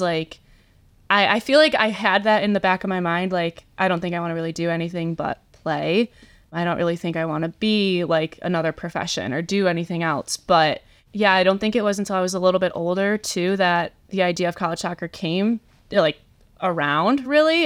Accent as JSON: {"language": "English", "town": "Shelby Township", "region": "Michigan", "country": "United States", "also_born_or_lived": "Indiana", "said": "I am from Shelby Township, Michigan, so not too far from Michigan State"}